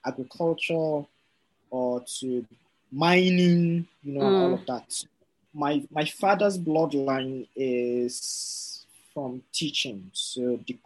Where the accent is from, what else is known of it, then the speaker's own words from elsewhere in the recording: North Central Nigeria, Nigeria; I am Nupi from North Central Nigeria